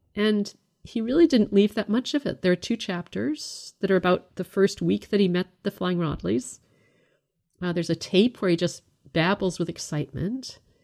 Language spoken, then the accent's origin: English; Canada; I was brought up in the United Church of Canada